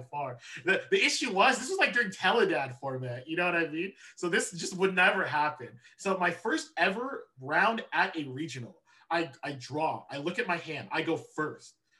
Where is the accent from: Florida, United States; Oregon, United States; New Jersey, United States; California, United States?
California, United States; Southern; I was born and raised in SoCal